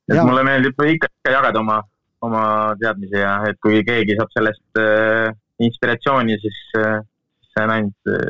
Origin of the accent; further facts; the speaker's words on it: Rahinge, Tartu County, Estonia; mina olen Rahingelt pärit, Rahinge mitte külast, vaid isegi, jah, Rahinge külast äh, mitte külast seest, vaid kuskilt küla, küla nurgas